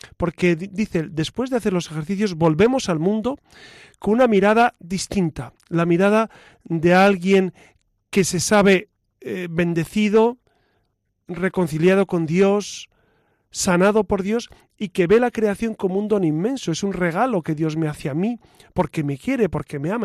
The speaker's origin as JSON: {"language": "Spanish", "country": "Spain", "said": "soy español"}